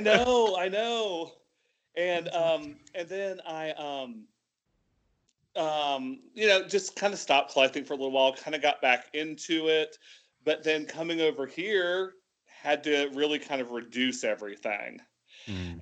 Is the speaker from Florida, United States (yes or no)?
yes; Tallahassee, Florida, United States; moved away as an adult; also born or lived in Atlanta, Georgia; now in Lebanon; originally from Tallahassee, Florida, so North Florida